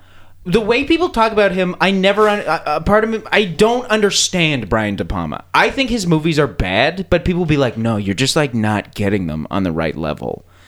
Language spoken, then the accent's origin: English; Calgary, Alberta, Canada; also born or lived in East Coast, Canada; now in Toronto, Canada; I was born on the East Coast, and then I grew up in Calgary, and then I moved to Toronto.